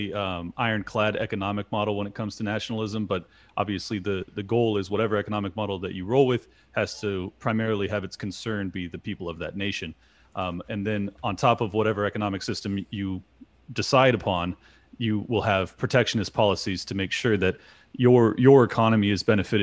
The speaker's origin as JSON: {"language": "English", "country": "United States", "said": "I'm an American"}